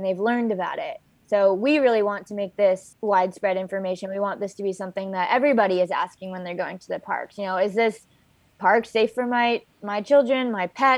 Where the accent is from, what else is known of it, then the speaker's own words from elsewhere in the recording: Hawaii, United States; moved away as an adult; also born or lived in Berkeley, California; I'm born and raised in Hawaii